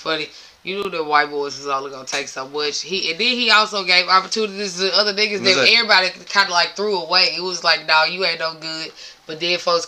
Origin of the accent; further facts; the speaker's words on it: Tennessee, United States; I grew up in Tennessee